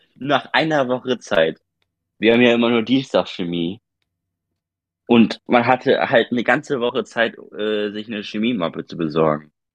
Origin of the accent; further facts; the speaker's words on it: Germany; bei uns in Deutschland